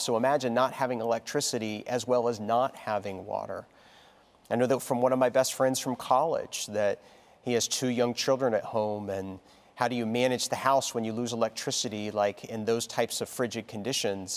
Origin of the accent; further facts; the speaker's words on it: Texas, United States; moved away; I only remember one snowfall really significantly as a child growing up in Texas.